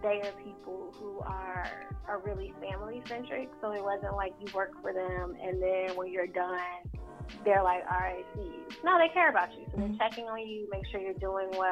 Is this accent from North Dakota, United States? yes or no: no; Atlanta, Georgia, United States; moved away as an adult; also born or lived in New York; now in Los Angeles, United States; I grew up in Southwest Atlanta